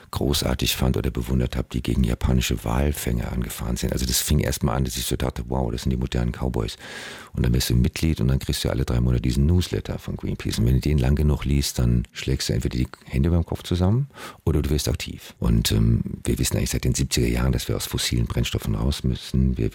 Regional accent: Frankfurt, Hesse, Germany; born there; ich bin in Frankfurt geboren. Das ist nicht unbedingt eine äh, Strandstadt.

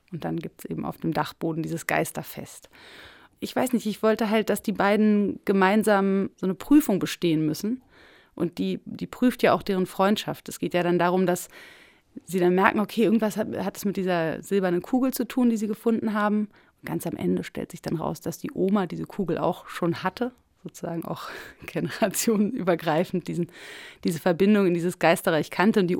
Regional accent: Berlin, Germany; weil ich natürlich irgendwie als Berlinerin, ich hatte mir so ein Brandenburger Flachbau-Bungalow-Ding am Kiefernwald vorgestellt.

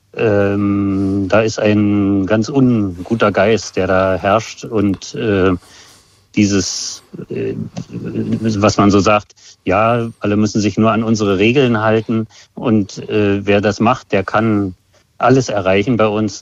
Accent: GDR, near the inner-German border, East Germany, Germany; Ich bin in der DDR aufgewachsen, äh, dicht an der äh, Grenze zum äh, anderen Teil Deutschlands

